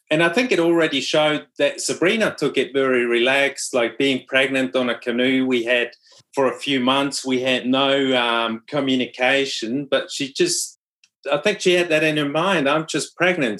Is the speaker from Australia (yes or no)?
no; Switzerland; first language Swiss German; English is a second language; moved away as an adult; also born or lived in New Zealand; my brother and me we were speaking swiss german